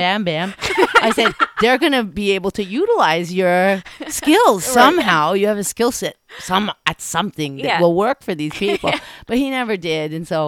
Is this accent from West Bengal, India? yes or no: no; New Delhi, Delhi, India; born there; So I was born in New Delhi by no fault of mine. and what I mean by that is I was a Caucasian kid born in New Delhi.